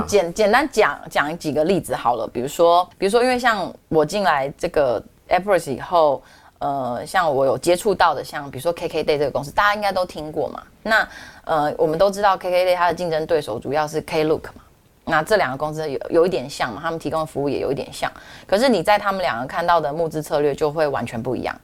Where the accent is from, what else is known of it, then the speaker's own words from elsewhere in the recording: Taiwan; 从我是台湾人角度，我觉得很棒啊